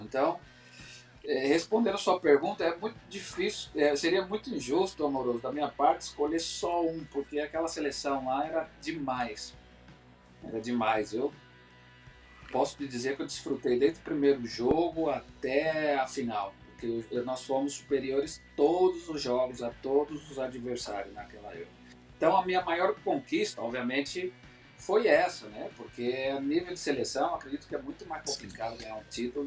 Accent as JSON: {"language": "Portuguese", "country": "Brazil", "also_born_or_lived": "Spain", "moved": "yes", "said": "meu país de origem, né, que é o Brasil"}